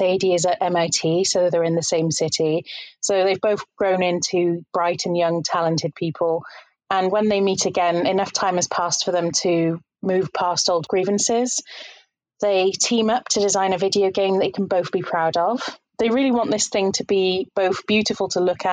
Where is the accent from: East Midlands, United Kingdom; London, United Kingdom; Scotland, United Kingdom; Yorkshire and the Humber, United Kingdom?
East Midlands, United Kingdom; Leicester; I'm from Leicester in the United Kingdom, and I'm an English teacher.